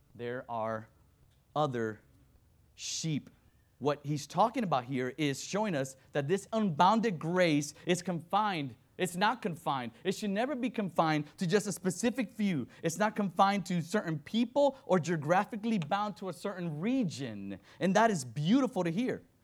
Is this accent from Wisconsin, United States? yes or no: no; Miami, Florida, United States; also born or lived in Dominican Republic; I was born in Dominican Republic, raised in Miami, Florida